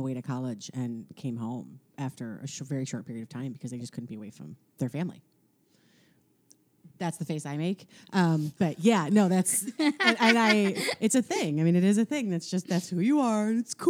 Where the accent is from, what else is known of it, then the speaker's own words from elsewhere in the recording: suburbs of Chicago, Illinois, United States; moved away as an adult; now in Los Angeles, United States; I am from the suburbs of Chicago, and I moved to Los Angeles when I was 25